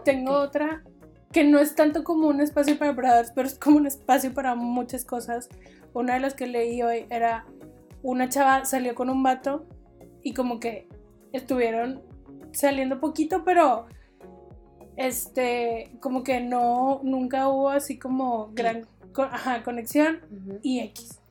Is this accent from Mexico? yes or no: yes; Mexico; como mexicanas